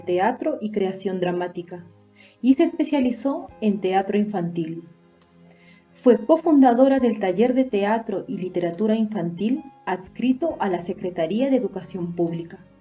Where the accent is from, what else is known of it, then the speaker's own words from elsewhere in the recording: Peru; soy de Perú